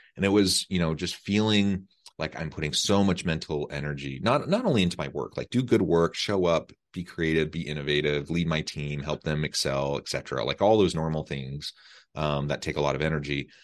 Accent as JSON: {"language": "English", "region": "Missouri", "country": "United States", "moved": "yes", "said": "I'm from Missouri, uh, not far from Omaha, really, um, just a few hours."}